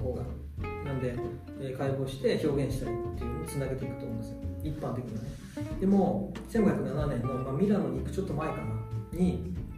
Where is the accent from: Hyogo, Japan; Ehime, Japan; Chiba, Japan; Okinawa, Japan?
Ehime, Japan; moved away as an adult; also born or lived in Tokushima; 愛媛県の出身で徳島に行ってたので徳島大学で